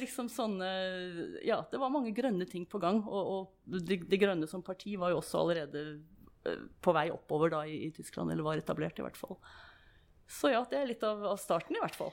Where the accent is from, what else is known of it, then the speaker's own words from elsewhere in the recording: Moss, Østfold, Norway; also born or lived in Germany; now in Stavanger, Norway; jeg vokste opp på Jeløy, eller Jeløy som jeg egentlig burde si, det, så, i, i, Moss